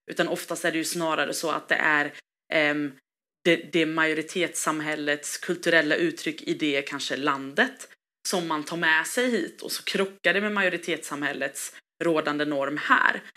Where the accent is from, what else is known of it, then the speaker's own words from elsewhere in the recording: Gothenburg, Västra Götaland, Sweden; jag är ju eh, svensk, jag är göteborgare, jag är hissingsbo